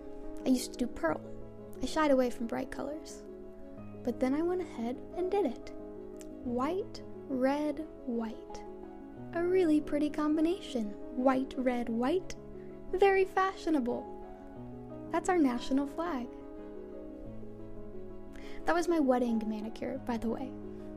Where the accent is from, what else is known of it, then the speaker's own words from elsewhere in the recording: Grodno, Grodno Region, Belarus; I'm from Grodno. Grodno is like the west of Belarus. It's kind of like Belarusian Europe. There were Poles there before the war.